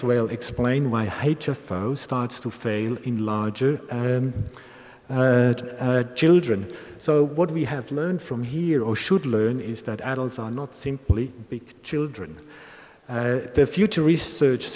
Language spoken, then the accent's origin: English; Bern, Switzerland; I'm a Bernese, a Swiss Bernese, and the Weibel model has been developed in my hometown